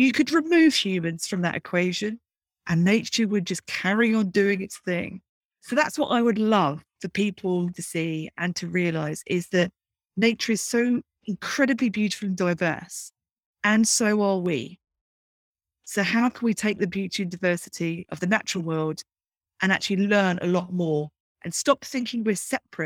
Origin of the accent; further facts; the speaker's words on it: Brighton, South East England, United Kingdom; growing up in Brighton in the UK.